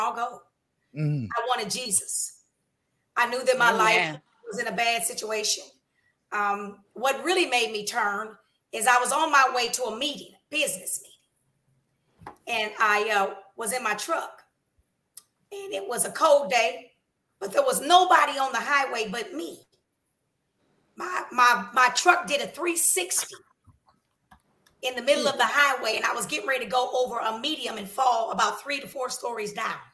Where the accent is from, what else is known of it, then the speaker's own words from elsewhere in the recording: Des Moines, Iowa, United States; moved away; also born or lived in Minneapolis, Minnesota; My hometown is Des Moines, Iowa